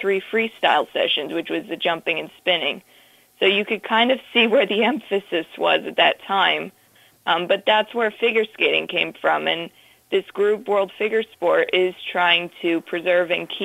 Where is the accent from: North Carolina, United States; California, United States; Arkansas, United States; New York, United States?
New York, United States; Orange County; I grew up skating downstate in Orange County and in various rinks there